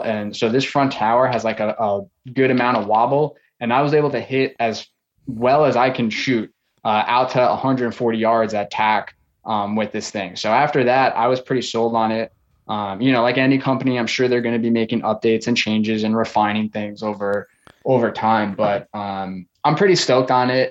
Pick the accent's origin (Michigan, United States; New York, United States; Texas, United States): New York, United States; Long Island; now in Florida, United States; I grew up on Long Island, um, New York.